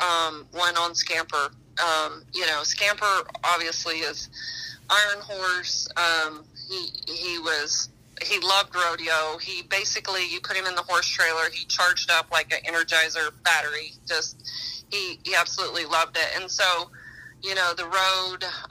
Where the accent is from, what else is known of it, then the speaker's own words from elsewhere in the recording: northeast New Mexico, United States; I grew up in New Mexico, in northeast New Mexico